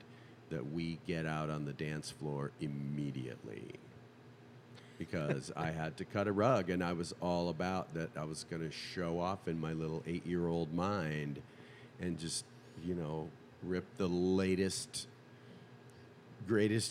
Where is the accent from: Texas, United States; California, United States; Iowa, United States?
Iowa, United States; Clinton; moved away as an adult; also born or lived in Nashville, Tennessee; now in Park City, United States; I was born and raised in Clinton, Iowa, hard by the Mississippi River